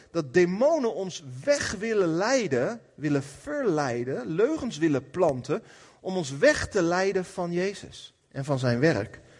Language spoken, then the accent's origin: Dutch; Apeldoorn, Gelderland, Netherlands; Maar vandaag, ik kom uit Apeldoorn.